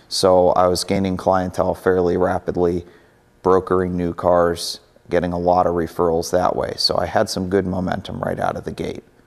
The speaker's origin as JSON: {"language": "English", "region": "Maine", "country": "United States", "tie": "born or raised there", "moved": "as an adult", "lives_now": "Cleveland, United States", "said": "I grew up in Maine. Lived there for 18 years, moved out to Cleveland for college"}